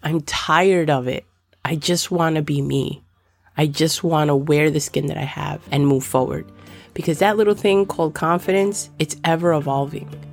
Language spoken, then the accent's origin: English; Dominican Republic; I'm Dominican